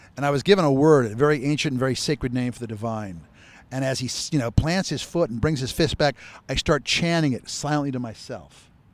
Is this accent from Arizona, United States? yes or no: yes; Phoenix, Arizona, United States; I was born and raised in Phoenix, Arizona, with one brother and one sister